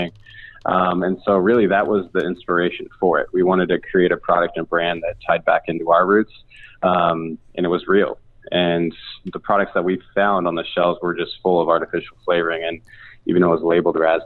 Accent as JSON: {"language": "English", "town": "Sandy", "region": "Oregon", "country": "United States", "tie": "born or raised there", "said": "I grew up in Sandy, Oregon, which is more on the mountainside"}